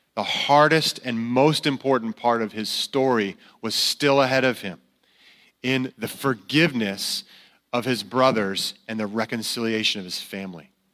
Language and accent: English; Connecticut, United States; moved away; I grew up in Connecticut